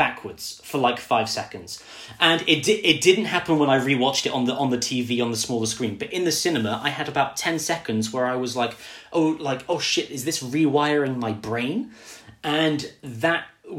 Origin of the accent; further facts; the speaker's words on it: United Kingdom; I'm British.